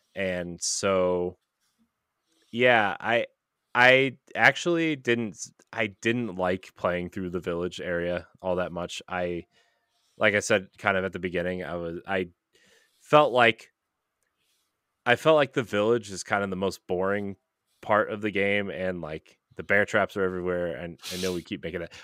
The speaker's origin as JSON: {"language": "English", "country": "United States", "said": "as an American"}